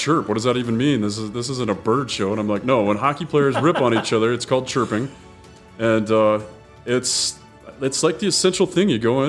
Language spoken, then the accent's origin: English; Murray, Utah, United States; And growing up in Murray, there were only, you know, only so many places we could skate.